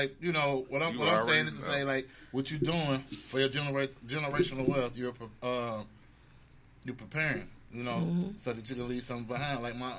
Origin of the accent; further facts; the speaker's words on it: St. Louis, Missouri, United States; We are from St. Louis